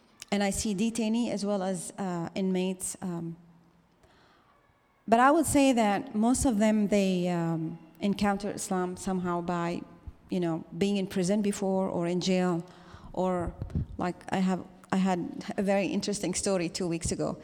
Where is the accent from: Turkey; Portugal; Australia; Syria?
Syria; now in Los Angeles, United States; I am from Syria.